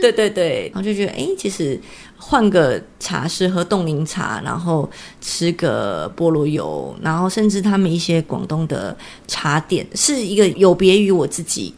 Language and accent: Chinese; Taiwan; 我们台湾人